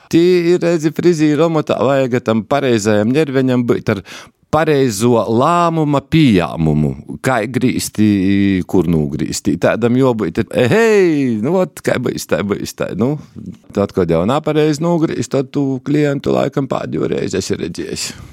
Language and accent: Latvian; Latgale, Latvia; tā ir mana dzimtenē